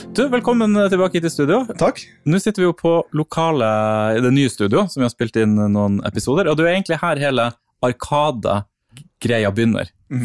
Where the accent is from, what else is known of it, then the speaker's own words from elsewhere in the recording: Vadsø, Finnmark, Norway; moved away; Og når jeg vokste opp i Vadsø, så fantes det ikke en eneste arkademaskin i hele byen